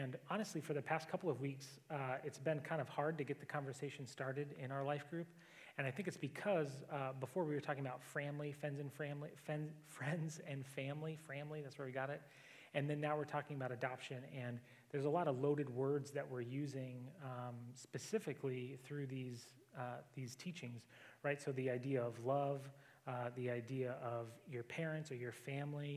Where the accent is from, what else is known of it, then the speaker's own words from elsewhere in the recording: Alaska, United States; I grew up in Alaska, so not tons of people